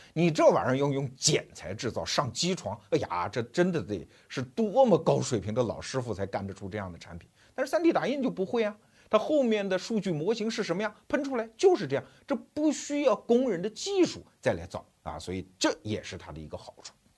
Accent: China; 我们中国人，至少这一代人非常熟悉的工业社会的那个整个的场景

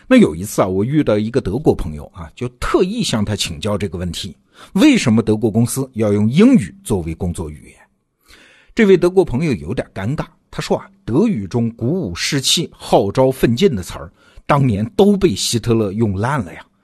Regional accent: China; 我们中国人

